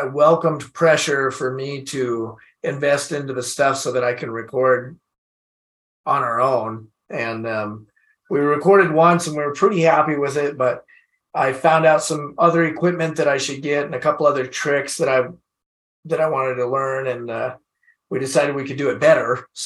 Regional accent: Washington, United States; I don't live there anymore, but it's I still feel like I'm from Washington, you know, it's like a Washington, it's local for me.

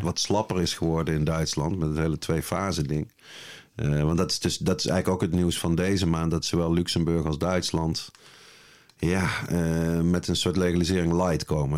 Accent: Nuenen, North Brabant, Netherlands; Ik eh, ben uit het altijd gezellige dorpje Nune

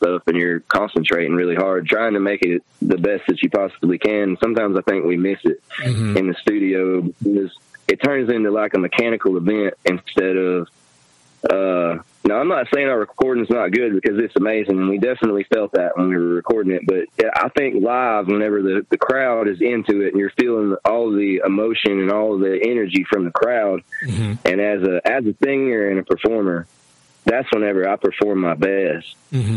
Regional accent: Florida, United States; now in Alabama, United States; I grew up in Florida, and they're from here. And it's crazy that I moved from Florida to here

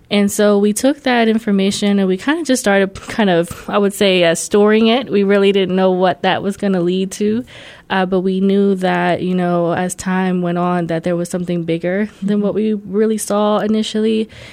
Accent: Columbus, Ohio, United States; also born or lived in New York / Puerto Rico (family); born in New York, um, lived in New York to about five, 6 mm-hmm. and my parents came here to Columbus

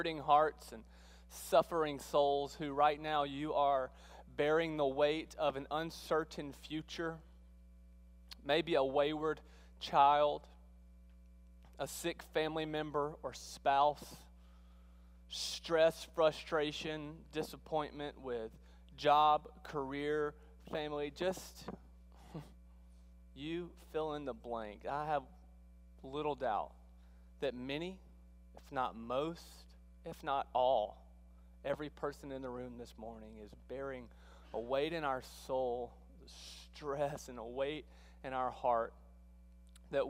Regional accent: South Mississippi, United States; moved away as an adult; also born or lived in Texas; now in Alabama, United States; I sound funny this morning because I grew up in South Mississippi.

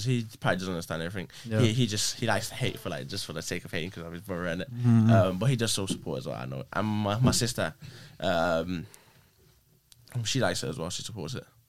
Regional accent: West Bromwich, West Midlands, United Kingdom; Born and bred in Brom.

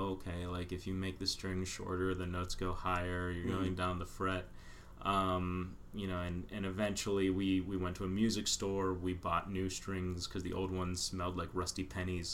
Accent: Pittsburgh, Pennsylvania, United States; moved away; also born or lived in Philadelphia; originally I'm from Pittsburgh.

